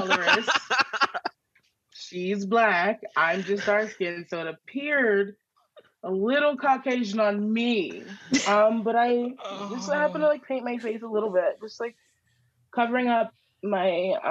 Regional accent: Alabama, United States; now in New York, United States; I'm from Alabama

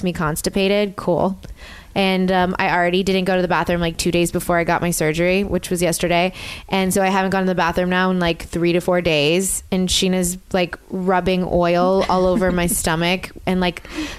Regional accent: New Orleans, Louisiana, United States; moved away; I grew up in New Orleans

